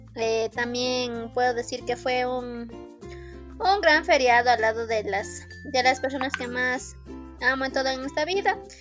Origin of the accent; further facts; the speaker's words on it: Riobamba, Chimborazo, Ecuador; yo soy de Riobamba